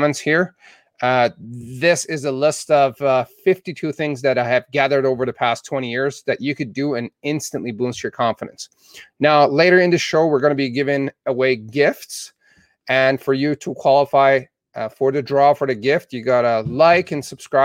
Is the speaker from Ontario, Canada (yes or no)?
no; Southern Alberta, Canada; now in United States